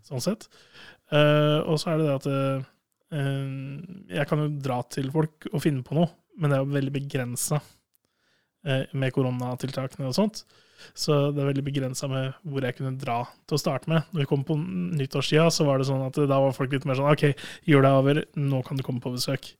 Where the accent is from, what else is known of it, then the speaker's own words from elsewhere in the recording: Sandefjord, Vestfold, Norway; also born or lived in Hamar; now in Trondheim, Norway; hjemme i Sandefjord